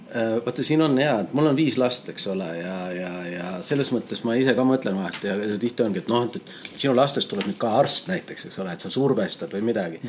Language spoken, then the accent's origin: Estonian; Tallinn, Harju County, Estonia; also born or lived in Tartu; täiesti tavaline Tallinna poiss, eks ole, ja, ja, ja siin vaikselt toimetanud, elanud terve elu Tallinnas